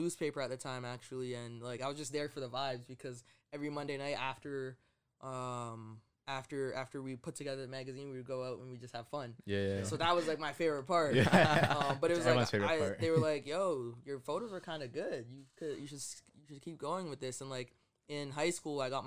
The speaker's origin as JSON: {"language": "English", "town": "Keswick", "region": "Ontario", "country": "Canada", "tie": "born or raised there", "also_born_or_lived": "London, Ontario / Zimbabwe", "said": "I grew up just outside of Toronto"}